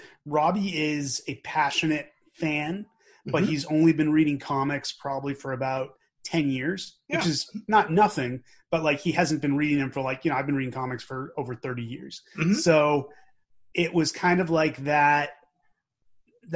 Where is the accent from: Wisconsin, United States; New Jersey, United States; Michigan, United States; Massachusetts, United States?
Massachusetts, United States; Newton; also born or lived in Watertown, Massachusetts; I was born in Watertown and I grew up in Newton